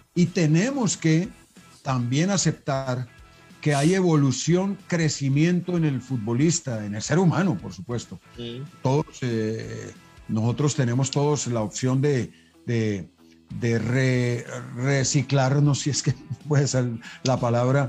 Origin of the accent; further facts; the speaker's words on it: Colombia; also born or lived in Belgium; El futbolista colombiano, el futbolista colombiano, tenemos una tendencia a ese conformismo